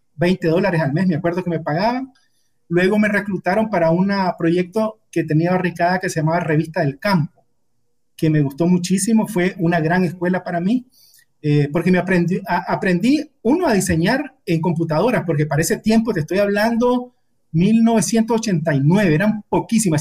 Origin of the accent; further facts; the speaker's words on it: Quilalí, Nueva Segovia, Nicaragua; also born or lived in Ocotal; yo nací en Quilalí, un pueblecito pequeño del norte de, de Nueva Segovia, y mi familia allá no había secundaria, entonces para que nosotros pudiéramos estudiar, una familia de siete hermanos se trasladó a, a Ocotal